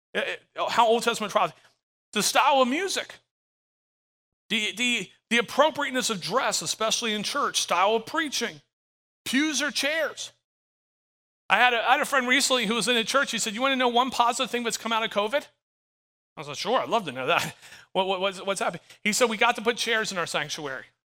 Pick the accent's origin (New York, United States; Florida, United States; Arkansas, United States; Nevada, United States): Florida, United States; I'm from Florida, 10 minutes from the beach